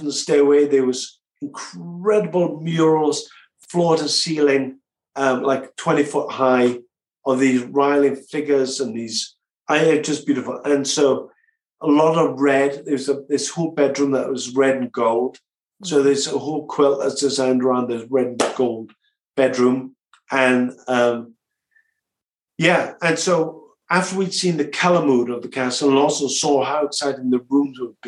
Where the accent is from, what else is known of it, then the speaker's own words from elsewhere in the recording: South Wales, United Kingdom; now in London, United Kingdom; I'm from South Wales in a small seaside town in between Cardiff and Swansea, and it was all English speaking